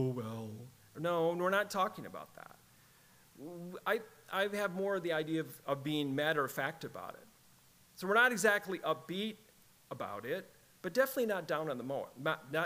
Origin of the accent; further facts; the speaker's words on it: Michigan, United States; moved away; I was raised there. I was raised in Michigan.